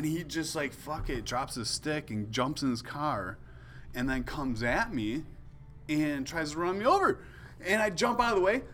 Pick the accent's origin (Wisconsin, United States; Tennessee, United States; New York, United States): Wisconsin, United States; we grew up in Wisconsin